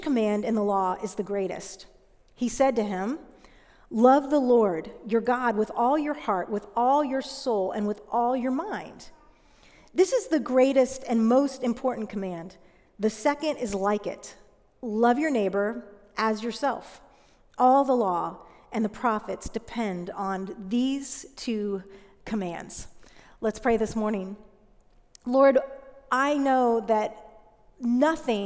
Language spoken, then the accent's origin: English; United States; I grew up right outside of Washington, D.C., as a pastor's kid